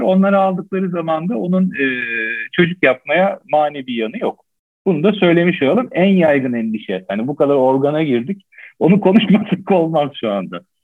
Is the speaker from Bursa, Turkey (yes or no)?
no; Istanbul, Turkey; born or raised there